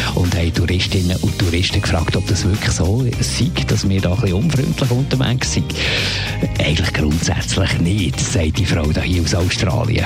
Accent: Zurich, Switzerland; wir Zürcherinnen und Zürcher

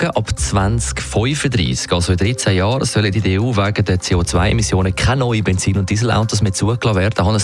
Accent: Switzerland; bei uns in der Schweiz

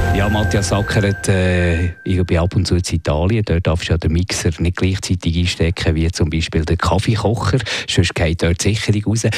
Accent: Switzerland; bei uns in der Schweiz

